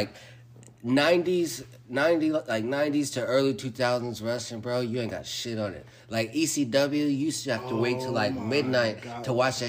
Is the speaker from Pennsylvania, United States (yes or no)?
no; San Diego, California, United States; now in Arizona, United States; I'm from San Diego.